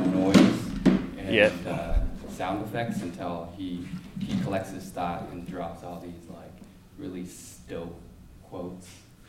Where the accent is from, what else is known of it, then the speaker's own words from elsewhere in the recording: Portland, Oregon, United States; growing up in Portland